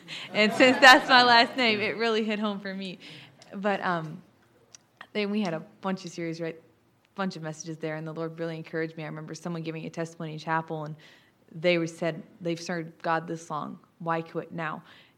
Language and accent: English; Smyrna, Tennessee, United States; I'm a junior from Smyrna, Tennessee. I'm a music major.